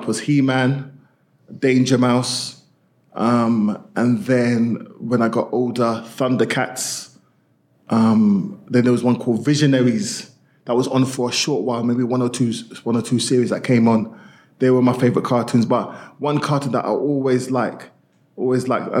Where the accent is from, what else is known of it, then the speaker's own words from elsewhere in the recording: London, United Kingdom; I grew up in Northwest London, and the community that we grew up in was predominantly a Windrush West Indian community based in Chapter Road, Willesden, Northwest London.